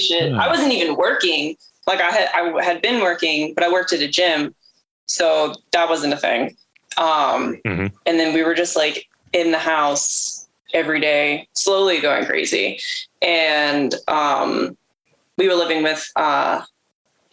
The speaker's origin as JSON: {"language": "English", "town": "Pittsburgh", "region": "Pennsylvania", "country": "United States", "tie": "born or raised there", "moved": "as an adult", "lives_now": "Baltimore, United States", "said": "I was born and raised around Pittsburgh area"}